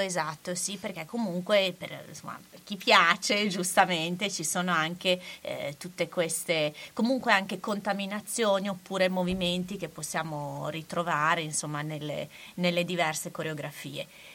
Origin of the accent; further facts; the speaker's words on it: Bologna, Emilia-Romagna, Italy; essendo bolognese